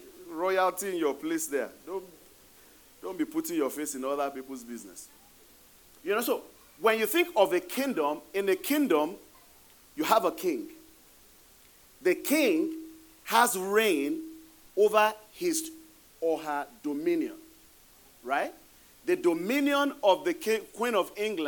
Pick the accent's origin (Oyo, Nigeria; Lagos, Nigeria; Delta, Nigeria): Oyo, Nigeria; Ibadan; now in United States; the Olubado of Ibadan. That's my hometown